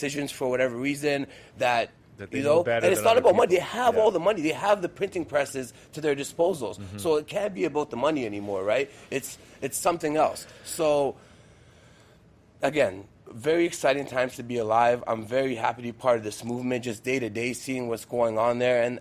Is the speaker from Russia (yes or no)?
yes; Moscow, Russia; I was born in Russia, Moscow specifically